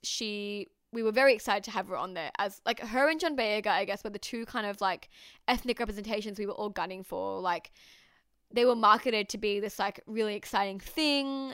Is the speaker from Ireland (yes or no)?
no; Australia; I am Pakistani Australian.